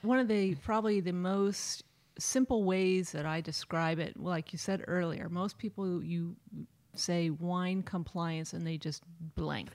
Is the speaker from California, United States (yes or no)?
yes; Napa, California, United States; I grew up in Napa